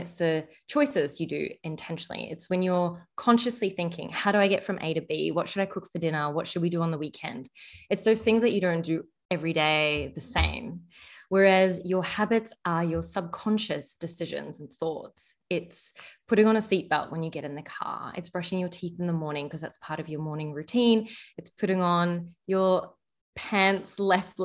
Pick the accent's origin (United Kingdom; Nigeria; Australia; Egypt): Egypt; moved away; I was born in Egypt, and in our culture, food and gathering around food is like a real cultural love language